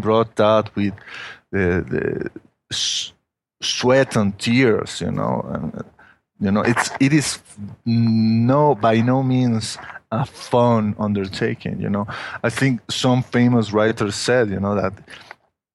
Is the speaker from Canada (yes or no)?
no; Mexico; English is a second language; I'm not a native, you know, English speaker, you know, that I was born in Mexico, from Mexican family, and I've lived here in Mexico all my life